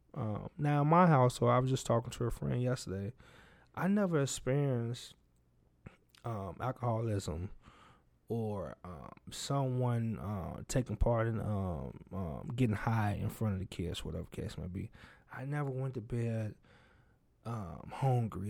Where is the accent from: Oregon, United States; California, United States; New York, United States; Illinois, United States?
Illinois, United States; Chicago Heights; also born or lived in Richton Park, Illinois; I grew up in Chicago Heights, Illinois